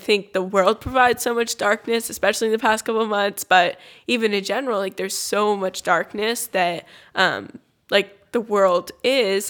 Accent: California, United States; I grew up in California

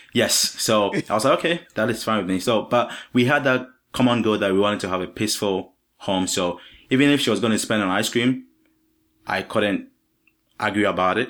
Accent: Ghana; also born or lived in Virginia; now in Vermont, United States; I'm not from the U S, I'm from Ghana in Africa

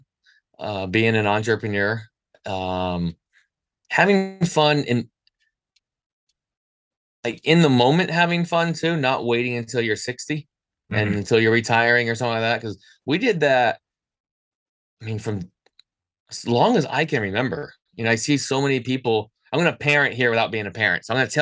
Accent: United States; as an American

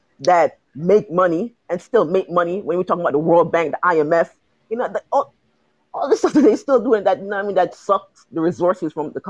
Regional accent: Jamaica; I'm from the Caribbean. I'm from Jamaica.

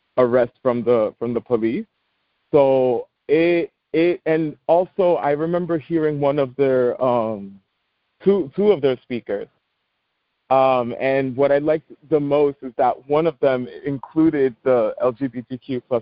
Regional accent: New York City, New York, United States; I'm from the Bronx, born and raised

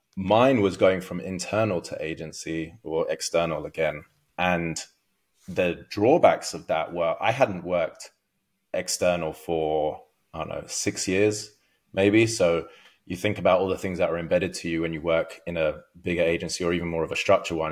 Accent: London, United Kingdom; moved away as an adult; also born or lived in Los Angeles, United States; now in Orange County, United States; I'm from London originally.

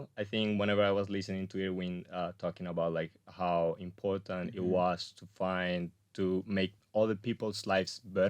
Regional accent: Colombia; also born or lived in Spain / New Zealand / Australia / Vienna, Austria; So, well, first of all, like I'm Colombian, but I'm also Spanish. So okay. After I was born in Colombia, we moved to Spain. Eventually, we came back to Colombia.

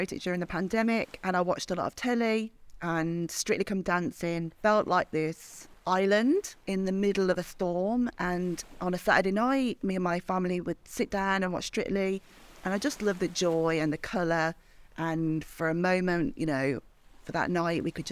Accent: Birmingham, West Midlands, United Kingdom; I am from Birmingham

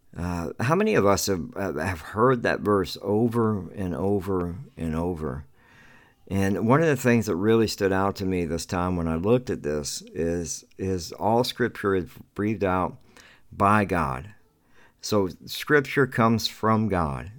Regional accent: the South, United States; I grew up in the South

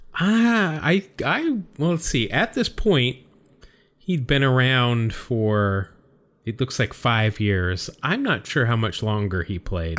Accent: California, United States; growing up in California

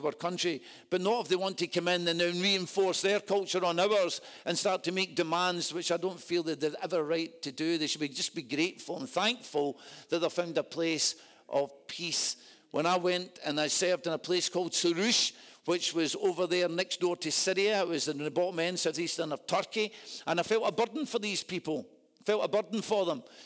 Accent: Scotland, United Kingdom; I'm a Scotsman

